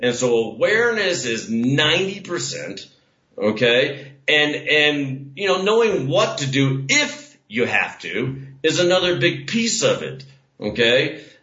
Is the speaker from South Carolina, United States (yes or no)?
yes; Parris Island, South Carolina, United States; I was born on Parris Island on Fourth of July weekend in 1968 and grew up under a damn DI. Now, I mean, the last time I was back in America, which was years ago